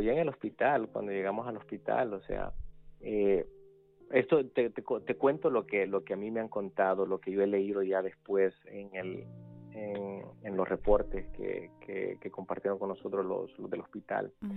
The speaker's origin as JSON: {"language": "Spanish", "country": "El Salvador", "tie": "born or raised there", "also_born_or_lived": "San Benito, Texas / Montemorelos, Mexico / Washington, D.C. area", "moved": "yes", "said": "crecí en El Salvador"}